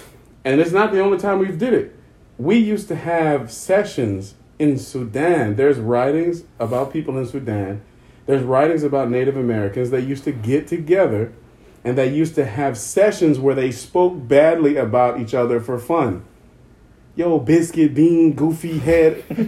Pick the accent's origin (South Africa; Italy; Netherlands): South Africa; But because we're South African and we have a weird accent, we're going to say kefa.